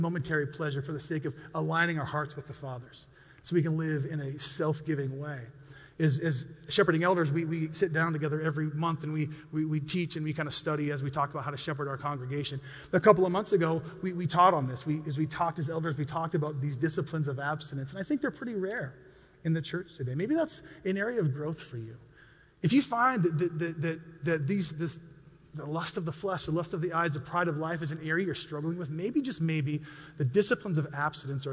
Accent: United States; I'm an American

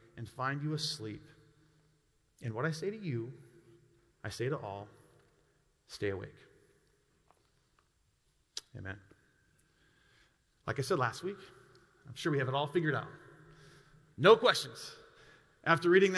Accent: Montana, United States; We grew up in Montana

